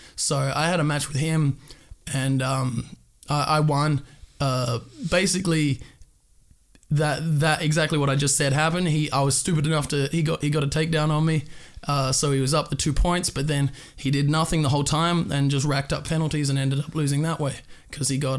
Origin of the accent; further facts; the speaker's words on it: Perth, Western Australia, Australia; moved away; I'm from Perth, Western Australia